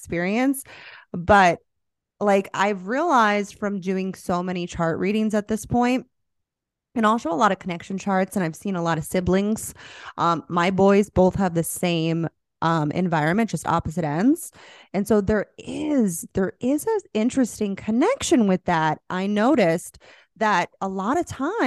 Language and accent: English; Florida, United States; moved away; I'm from Florida